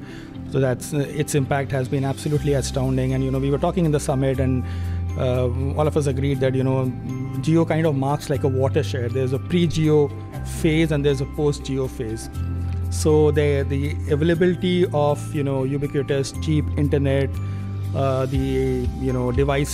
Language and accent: English; Delhi, India; I'm from Delhi